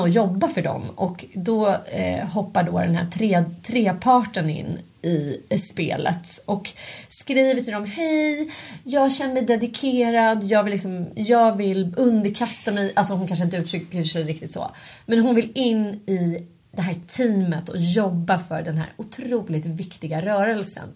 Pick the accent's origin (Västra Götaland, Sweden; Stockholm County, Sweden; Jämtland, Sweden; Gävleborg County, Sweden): Stockholm County, Sweden; Stockholm; när jag växte upp då på Söder